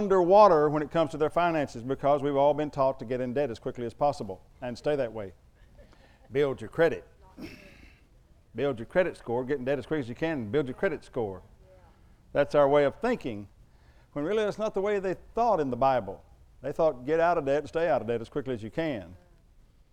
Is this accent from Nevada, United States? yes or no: no; Oklahoma, United States; I'm from Oklahoma